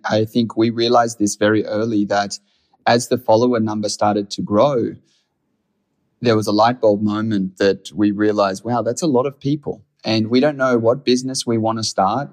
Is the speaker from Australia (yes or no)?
yes; Australia; I'm from Australia